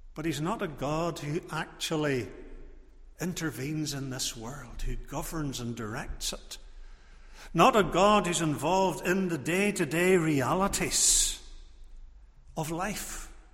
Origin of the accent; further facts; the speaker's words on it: Portrush, Northern Ireland, United Kingdom; I was growing up in Portrush